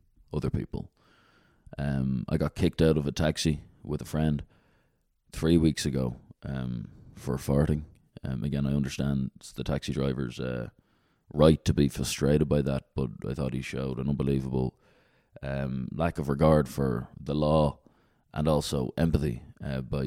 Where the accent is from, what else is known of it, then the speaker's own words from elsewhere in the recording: Dublin, Leinster, Ireland; moved away; where I grew up in Dublin